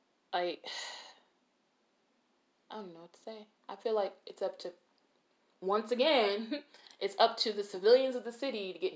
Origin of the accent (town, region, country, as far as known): Detroit, Michigan, United States; born or raised there